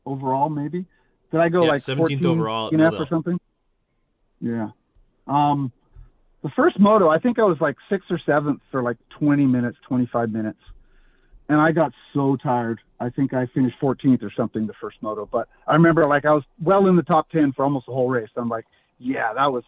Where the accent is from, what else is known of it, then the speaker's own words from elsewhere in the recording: Canada; being Canadian